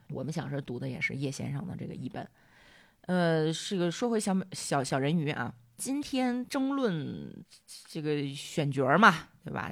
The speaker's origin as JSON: {"language": "Chinese", "country": "China", "said": "我们中国人"}